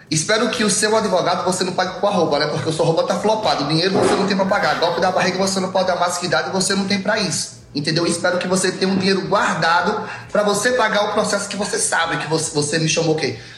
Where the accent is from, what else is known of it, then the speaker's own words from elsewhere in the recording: Northeast Region, Brazil; já gravamos aqui a tela você imitando o sotaque da minha mãe, xenofóbica, imitando porque nós somos nordestino, entendeu?